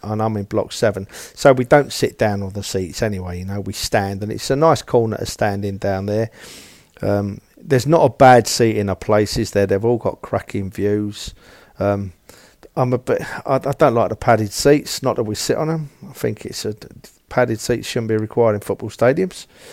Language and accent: English; London, United Kingdom; I was born and raised in Tottenham